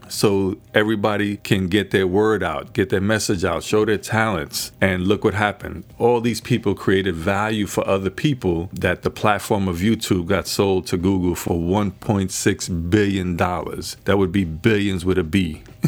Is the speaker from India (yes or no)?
no; New York City, New York, United States; I was born in the Bronx. We grew up poorer than poorer